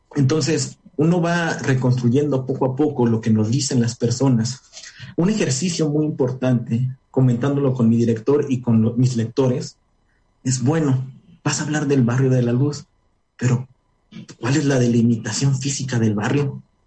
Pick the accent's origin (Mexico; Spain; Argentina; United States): Mexico; Puebla; also born or lived in Nayarit; soy orgullosamente de aquí, soy de Puebla